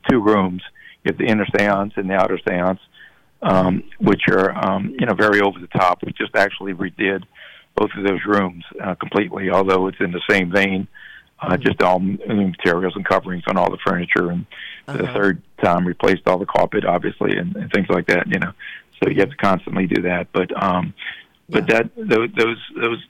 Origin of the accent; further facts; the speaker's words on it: Metairie, Louisiana, United States; I'm from Bucktown